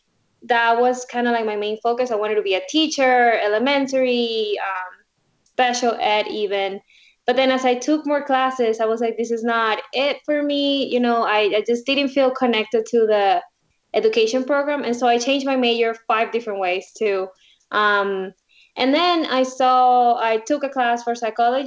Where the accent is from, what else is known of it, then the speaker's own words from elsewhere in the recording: Venezuela; now in Florida, United States; Originally, I'm from Venezuela. I was born there and moved to the U.S. about 15 years ago.